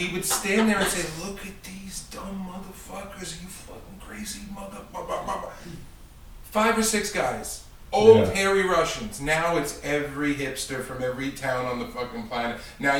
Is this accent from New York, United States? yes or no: yes; New York City, New York, United States; when I was a kid growing up in Brooklyn